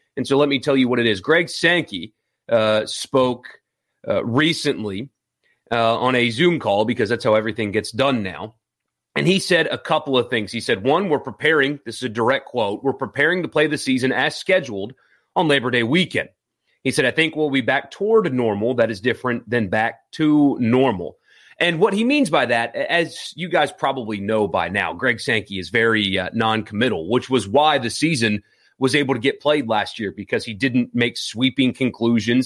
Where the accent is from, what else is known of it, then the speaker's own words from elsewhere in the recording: South Carolina, United States; now in Mississippi, United States; I grew up in South Carolina